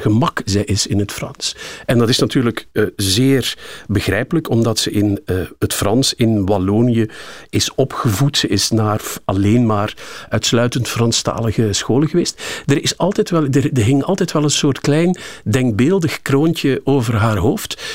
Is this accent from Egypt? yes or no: yes; Cairo, Cairo Governorate, Egypt; born or raised there; moved away